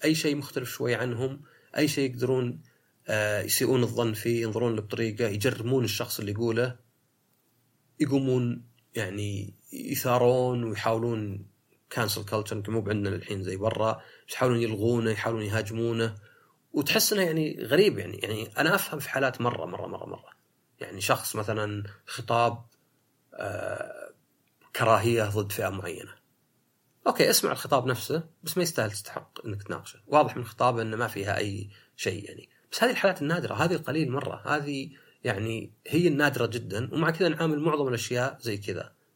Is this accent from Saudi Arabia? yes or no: yes; Saudi Arabia; في السعودية عندنا